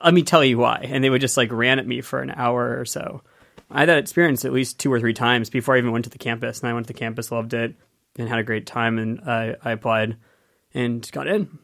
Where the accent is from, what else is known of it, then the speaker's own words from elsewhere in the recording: Penngrove, California, United States; I grew up in Penn Grove, California, in Sonoma County